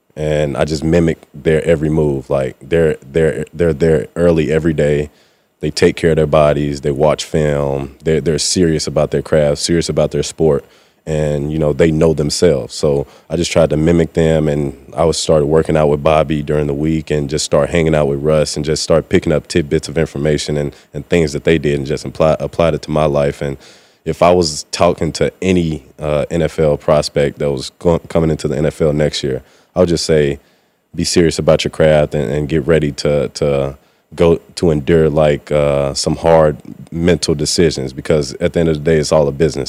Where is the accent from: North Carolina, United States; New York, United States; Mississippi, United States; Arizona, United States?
Mississippi, United States; moved away as an adult; now in Seattle, United States; coming from the South, I mean, I went to high school and college in, in Mississippi